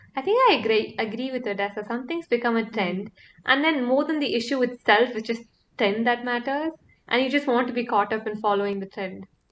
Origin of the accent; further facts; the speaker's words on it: Coimbatore, Tamil Nadu, India; also born or lived in United Kingdom; I come from Coimbatore